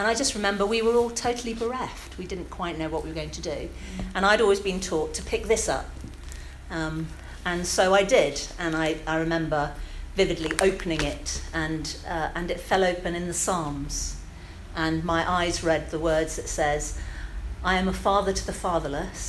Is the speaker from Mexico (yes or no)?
no; Bristol, South West England, United Kingdom; I am Bristol born and bred, my flower. I was born in the King's Wood